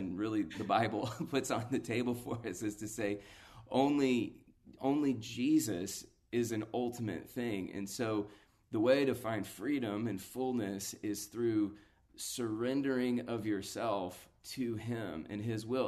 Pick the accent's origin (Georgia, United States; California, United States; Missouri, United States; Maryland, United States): Georgia, United States; Atlanta; a local church, uh, built from the D N A of the Passion Movement in my hometown